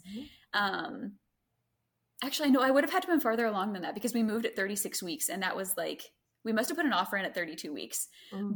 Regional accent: Greenville, United States; moved away; I grew up in Greenville

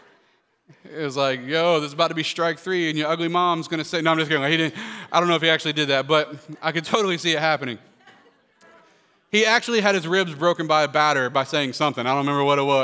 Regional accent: Florida, United States; We grew up in Florida

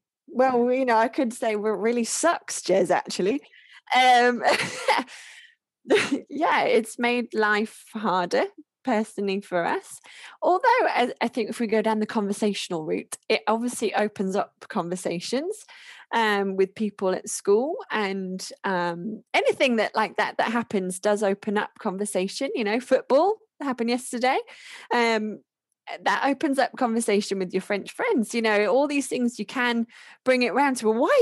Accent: Norfolk, East of England, United Kingdom; moved away as an adult; also born or lived in Canterbury; now in Lille, France; I grew up in Norfolk

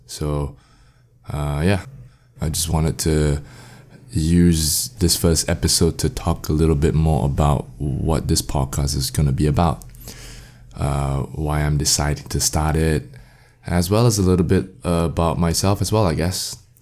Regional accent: Singapore; I'm from Singapore

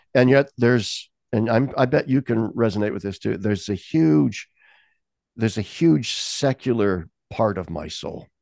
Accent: United States; I have that sort of American thing in me from my upbringing

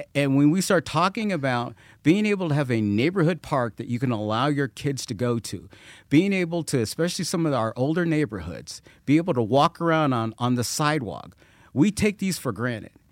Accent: Colorado Springs, Colorado, United States; I grew up here. Uh, this is my hometown.

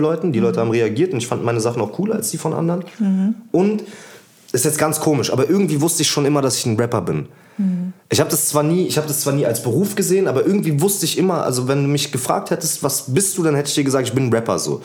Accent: Berlin, Germany; Ich würde nicht sagen, dass Deutschland meine Heimat ist, aber ich würde sagen, Berlin ist irgendwie meine Heimat

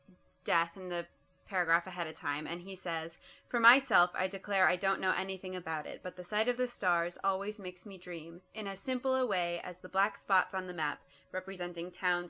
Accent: Twin Cities area, Minnesota, United States; moved away as an adult; now in Greenville, United States; I'm from the Twin Cities area in Minnesota

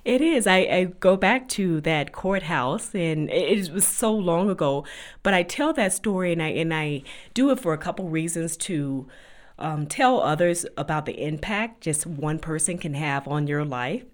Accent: Riviera Beach, Florida, United States; moved away as an adult; also born or lived in North Carolina; now in Denver, United States; I grew up in Riviera Beach, Florida, which is a very beautiful place to be from

